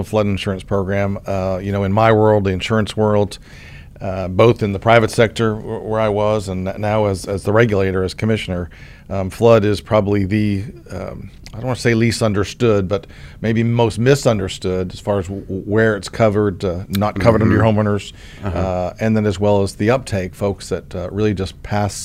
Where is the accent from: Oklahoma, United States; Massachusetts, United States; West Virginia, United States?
Oklahoma, United States; Tulsa; my hometown here in Tulsa